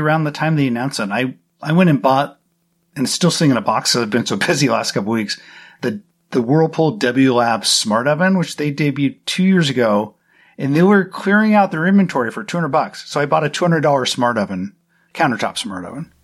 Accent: United States; I'm an American

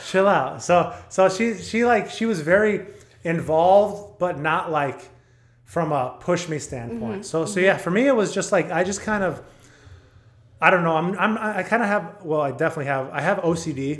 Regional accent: Texas, United States; also born or lived in El Paso; I grew up in Texas

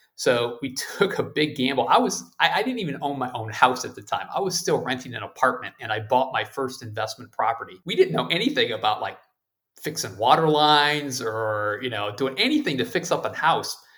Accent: Ohio, United States; now in Maryland, United States; my home state of Ohio near the amusement park Cedar Point

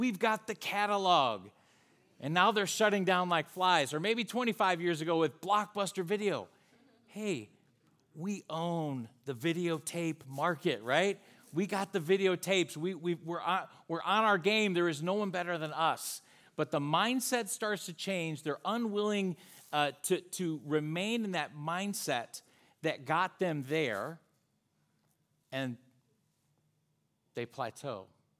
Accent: Charlotte, North Carolina, United States; now in Fort Mill, United States; We're from the Charlotte, North Carolina area. We're actually in Fort Mill, South Carolina.

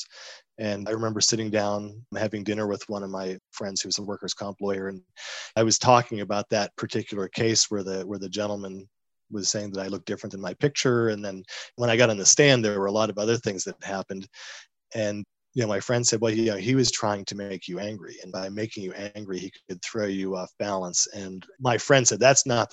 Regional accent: Northeast, United States; moved away; originally I'm from the Northeast

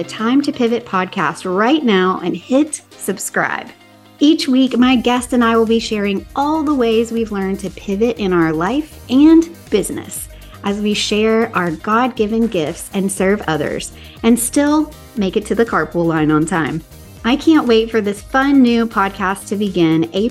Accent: the South, United States; now in Southern California, United States; I grew up in the South and it was hot and muggy and just steamy

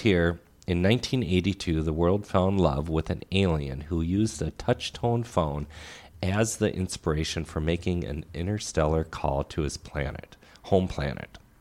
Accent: Crystal, Minnesota, United States; growing up in Crystal

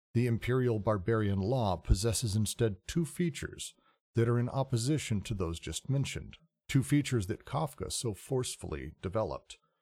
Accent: United States; being an American

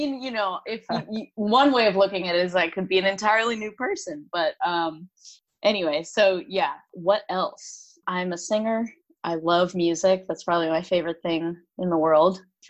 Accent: New York City, New York, United States; I am 29. I grew up in Brooklyn in Bay Ridge.

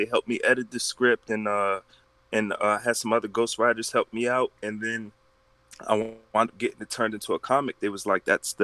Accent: Philadelphia, Pennsylvania, United States; moved away as an adult; now in Sacramento, United States; I was born in Philadelphia, PA

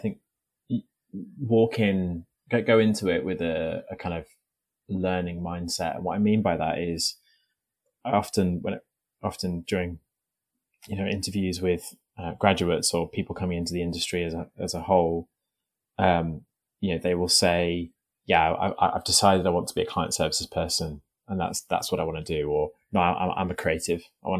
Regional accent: North West England, United Kingdom; I sort of have quite a neutral accent, but I'm from Merseyside. That's where I was born and where I grew up.

